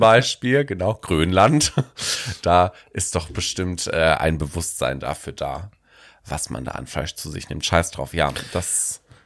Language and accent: German; Germany; bei uns in Deutschland